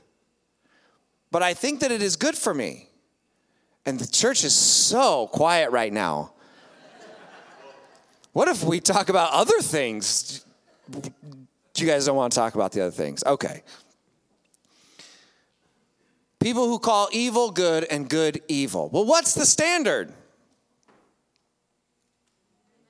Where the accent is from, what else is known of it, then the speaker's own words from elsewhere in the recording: United States; I'm an American